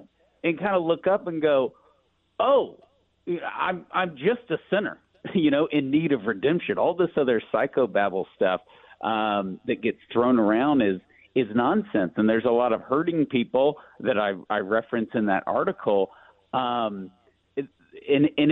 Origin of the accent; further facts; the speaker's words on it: East Texas, United States; I'm from East Texas. I grew up in a place that's 2% Catholic, you know, around these great Southern Baptists